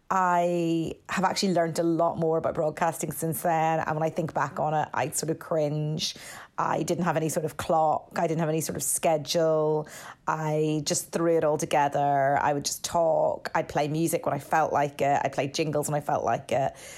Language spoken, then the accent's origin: English; Northern Ireland, United Kingdom; moved away as an adult; I was from Northern Ireland. I'd come to do a year abroad at Saint Xavier